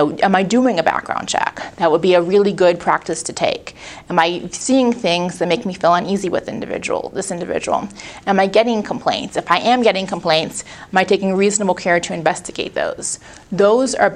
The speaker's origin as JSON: {"language": "English", "town": "Pittsburgh", "region": "Pennsylvania", "country": "United States", "said": "I'm from Pittsburgh"}